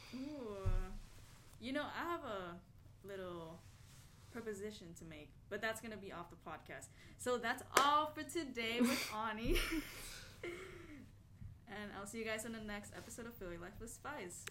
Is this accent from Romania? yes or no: no; Venezuela; moved away; also born or lived in Sun Valley, California; I'm Venezuelan